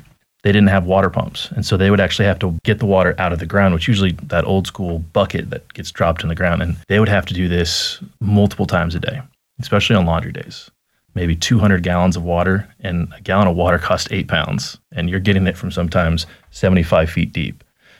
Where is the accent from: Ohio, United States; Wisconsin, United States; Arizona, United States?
Arizona, United States; moved away as an adult; now in Texas, United States; that's where I grew up in Arizona.